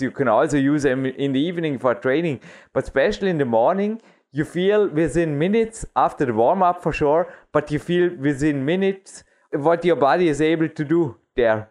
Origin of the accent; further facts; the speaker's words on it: Dornbirn, Vorarlberg, Austria; English is a second language; We have one of the biggest walls in Austria right here in my hometown